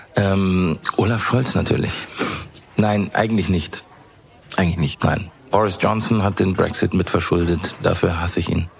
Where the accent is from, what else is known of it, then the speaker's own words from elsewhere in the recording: Bavaria, Germany; also born or lived in England; als Bayer